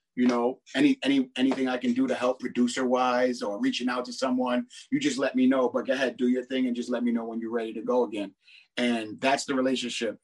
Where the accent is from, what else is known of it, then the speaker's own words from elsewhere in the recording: New York City, New York, United States; I'm from Brooklyn